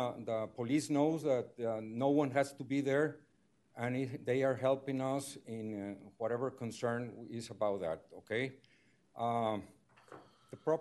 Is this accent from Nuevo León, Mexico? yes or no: yes; Monterrey, Nuevo León, Mexico; I'm also from Monterrey, Mexico